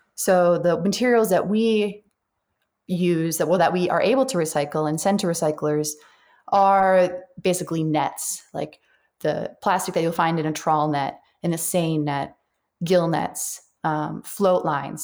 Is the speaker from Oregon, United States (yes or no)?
no; Central Massachusetts, United States; also born or lived in Dartmouth, Massachusetts / Alaska; I am a New Englander. I grew up in Massachusetts, Central Mass